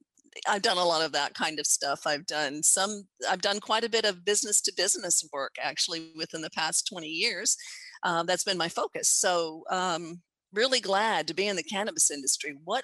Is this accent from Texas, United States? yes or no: yes; Texas, United States; I'm a Texan, and I still live and work from Texas.